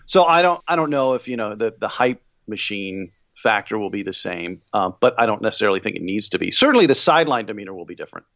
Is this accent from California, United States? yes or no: yes; Bay Area, California, United States; I grew up in the Bay Area